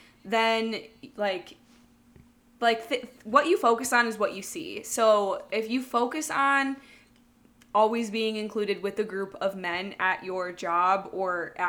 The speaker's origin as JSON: {"language": "English", "region": "Midwest", "country": "United States", "said": "we're from the Midwest"}